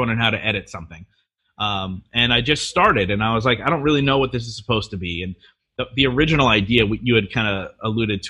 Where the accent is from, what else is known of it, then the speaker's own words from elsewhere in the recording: Reading, Pennsylvania, United States; Reading, which is my hometown